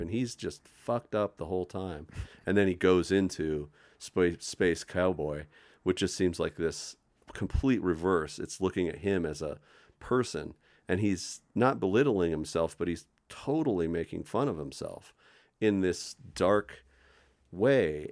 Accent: Boulder, Colorado, United States; I was born in Boulder at the community hospital

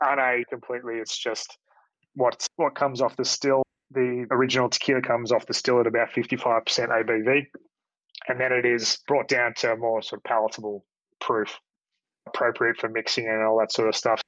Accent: Australia; who I grew up with here in Australia

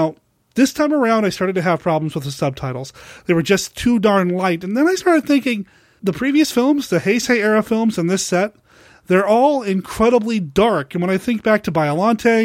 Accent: Portland, Oregon, United States; It's here in Portland, Oregon. I'm pretty lucky it's happening in my hometown

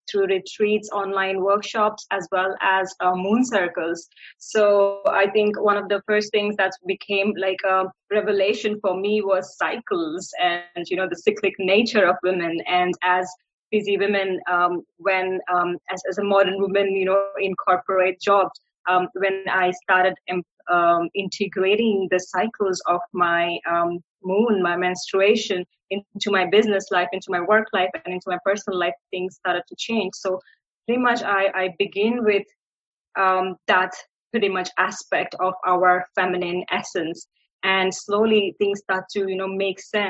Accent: India; moved away as an adult; I am born and raised in India

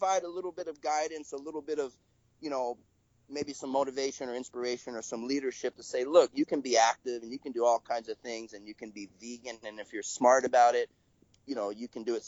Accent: United States; I'm American

